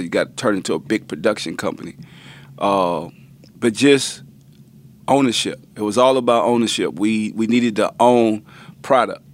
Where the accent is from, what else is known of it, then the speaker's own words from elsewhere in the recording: New Orleans, Louisiana, United States; also born or lived in Richmond / Houston; we come from New Orleans, like the hurricane town